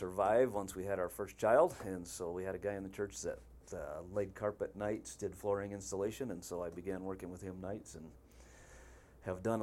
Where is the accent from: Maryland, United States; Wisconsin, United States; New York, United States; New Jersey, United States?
Wisconsin, United States; born and raised in Wisconsin